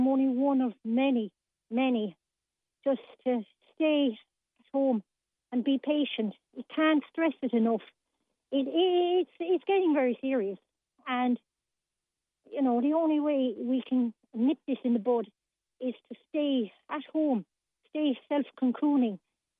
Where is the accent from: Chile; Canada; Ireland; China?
Ireland; Limerick, Munster; now in County Limerick, Ireland; I'm from Limerick originally, myself, living in the county now, and it keeps me in link with what's going on within my hometown.